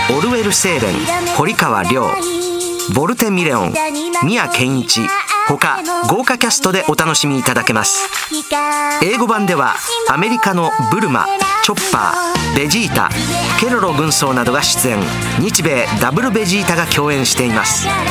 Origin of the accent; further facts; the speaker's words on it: Osaka, Japan; accent: Osaka dialect; 僕の大阪弁